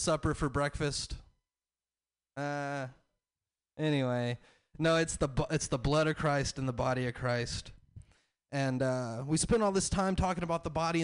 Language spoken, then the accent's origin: English; the South, United States; I'm from the South